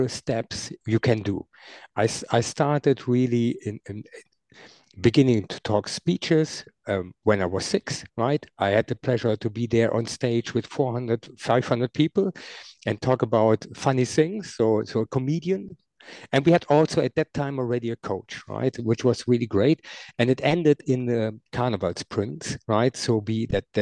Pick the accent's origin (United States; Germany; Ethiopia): Germany; near Düren, North Rhine-Westphalia; I grew up in Nidau. That's a small, very, very small village close to Düren, where I'm living now